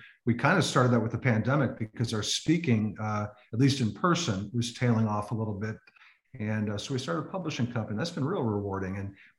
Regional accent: Chicago, Illinois, United States; moved away as an adult; also born or lived in Atlanta, Georgia; I'm from Chicago originally, Jamie, but most of my career teaching and being a principal was in the state of Georgia.

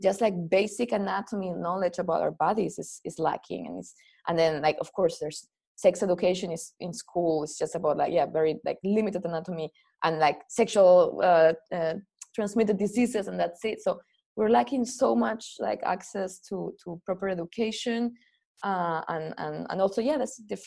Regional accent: Spain; growing up in Spain, which is a very Catholic country

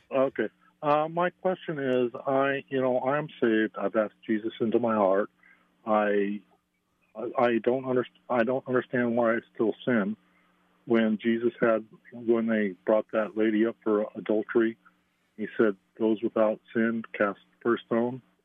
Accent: Brighton, Colorado, United States; moved away; also born or lived in Atlanta; I'm from Brighton, but I'm listening to you from here

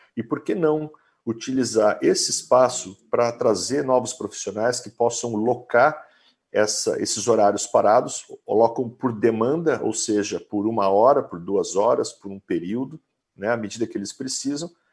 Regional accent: Guaratinguetá, São Paulo, Brazil; Eu sou do interior de São Paulo, nasci em Guaratinguetá, uma cidade era pequena na época

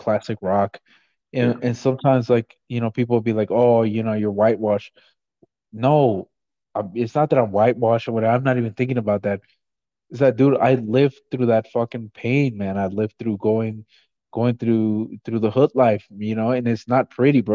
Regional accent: Los Angeles, California, United States; moved away; also born or lived in Guatemala (family); I grew up in LA, I'm from South Central

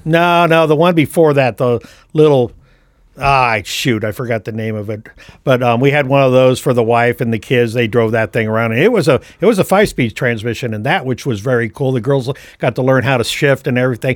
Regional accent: San Francisco, California, United States; moved away as an adult; now in Kokomo, United States; I was born and raised right there in the Bay Area.

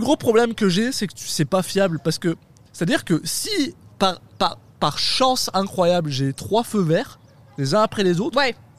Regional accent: France; moved away; je suis français

